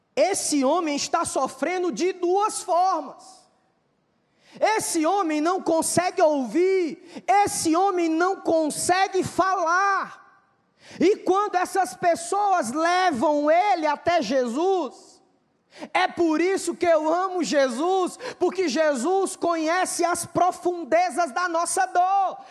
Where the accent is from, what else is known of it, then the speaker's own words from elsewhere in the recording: Fortaleza, Ceará, Brazil; eu sou de Fortaleza